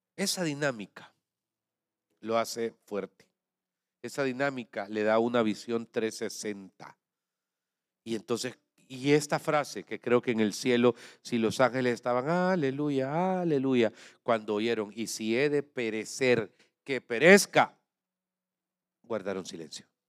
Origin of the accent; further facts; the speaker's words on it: Santa Ana, El Salvador; lo digo como santaneco salvadoreño